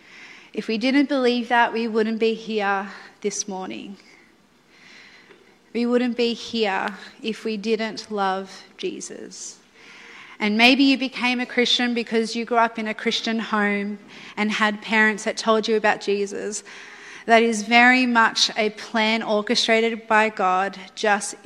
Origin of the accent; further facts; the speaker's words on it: Melbourne, Victoria, Australia; I'm obviously from Melbourne